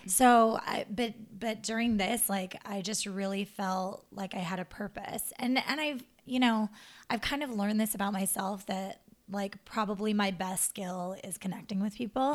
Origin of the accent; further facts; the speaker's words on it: Montana, United States; moved away as an adult; my hometown in Montana.